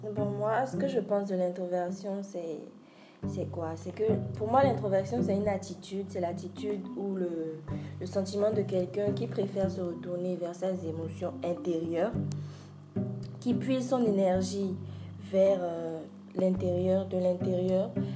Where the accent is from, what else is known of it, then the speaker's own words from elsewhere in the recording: France; moved away; also born or lived in Benin; J'ai grandi en France et je suis rentrée au Bénin pour euh, continuer mes études